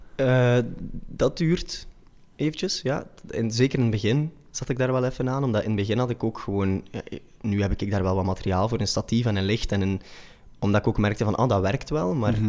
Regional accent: Machelen, Flanders, Belgium; accent: combo van Oost-Vlaams met West-Vlaams; also born or lived in Brussels; now in Antwerp, Belgium; ben opgegroeid in Machelen, bij Zulte. En in Deinzen naar school gegaan

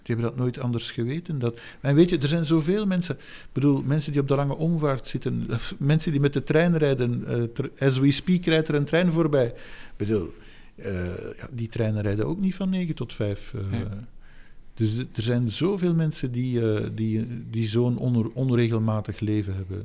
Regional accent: Flanders, Belgium; de plek waar ik geboren ben en het tijdstip waarop ik geboren ben. Dat is niet om, om vier uur, uh, heeft men mij later verteld, op, op een zondag. Eh, de plek namelijk Vlaanderen

